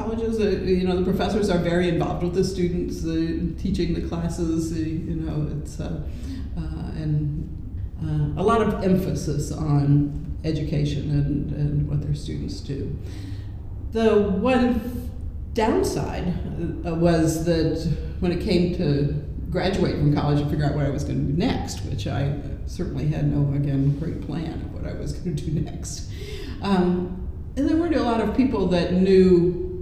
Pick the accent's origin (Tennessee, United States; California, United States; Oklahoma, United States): Oklahoma, United States; Oklahoma City; also born or lived in Iowa / Tulsa; I grew up in Oklahoma City